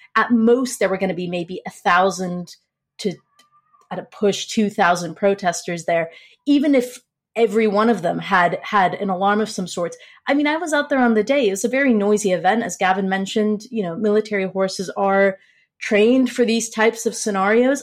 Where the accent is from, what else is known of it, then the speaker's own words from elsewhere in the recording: United States; saying this as an American